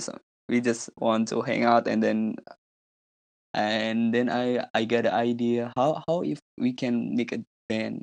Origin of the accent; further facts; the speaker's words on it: Indonesia; I'm from Indonesia